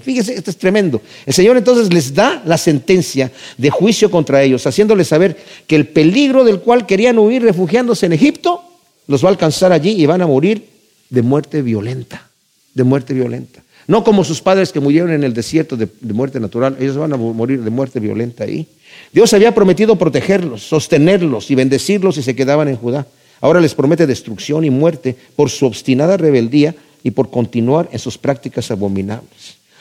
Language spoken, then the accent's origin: Spanish; Mexico; yo crecí en México